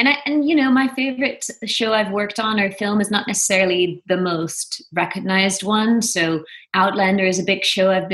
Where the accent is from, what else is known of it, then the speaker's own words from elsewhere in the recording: Venlo, Limburg, Netherlands; moved away as an adult; also born or lived in Amsterdam, Netherlands / New York, United States; now in Los Angeles, United States; I'm originally from Venlo, which is a small town in the southeast of Holland